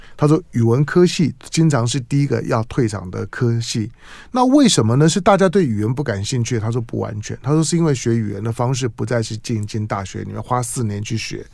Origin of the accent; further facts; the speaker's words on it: Taiwan; 我是在眷村里面长大的